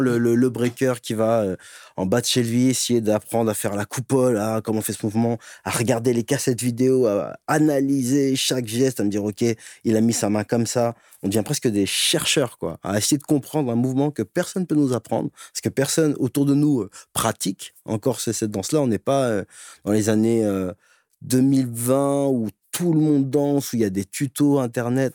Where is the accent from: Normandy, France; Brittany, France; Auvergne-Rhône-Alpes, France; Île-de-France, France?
Île-de-France, France; Les Ulis, Essonne; j'ai grandi en banlieue, les Ulysses 91. toute mon enfance dans la brique